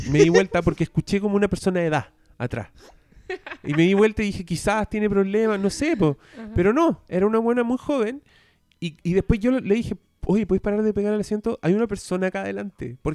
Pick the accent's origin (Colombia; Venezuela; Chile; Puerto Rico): Chile